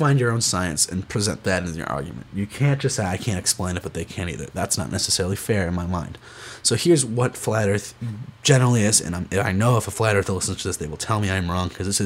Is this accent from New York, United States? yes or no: yes; Rochester, New York, United States; I'm from Rochester, New York